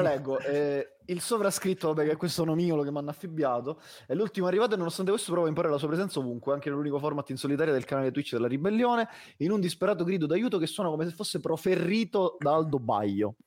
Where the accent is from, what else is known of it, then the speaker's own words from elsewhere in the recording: Southern Italy, Italy; sono terrone